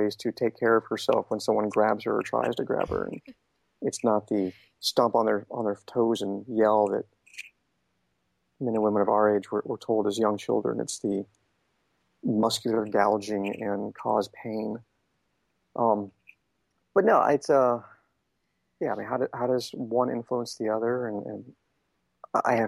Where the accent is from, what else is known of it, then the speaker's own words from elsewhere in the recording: Shasta County, Northern California, United States; moved away as an adult; I grew up in Shasta County. I didn't travel much. I mean, every now and again we took a trip somewhere, but my world was Northern California